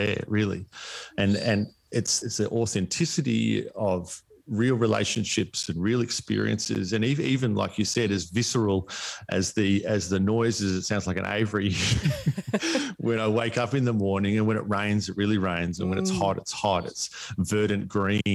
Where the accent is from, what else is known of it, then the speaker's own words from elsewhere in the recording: East Gippsland, Victoria, Australia; moved away as an adult; also born or lived in Melbourne, Australia; now in Palm Cove, Australia; country life growing up in East Gippsland